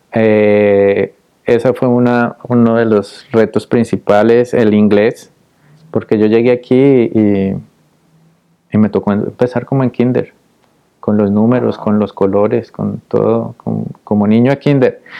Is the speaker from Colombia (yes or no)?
yes; Popayán, Cauca, Colombia; moved away as an adult; also born or lived in Cali, Colombia; now in Austin, United States; yo soy de una ciudad pequeña al sur de Cali, soy de Popayán